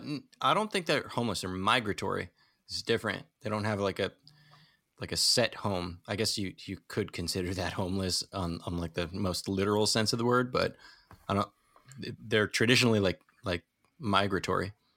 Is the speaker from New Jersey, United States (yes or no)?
yes; New Jersey, United States; now in New York, United States; I'm from New Jersey